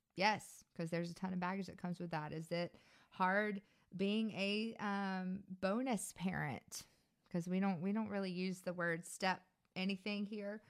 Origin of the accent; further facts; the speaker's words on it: Baton Rouge, Louisiana, United States; moved away; also born or lived in Ruston, Louisiana; I was born in Baton Rouge in nineteen eighty-four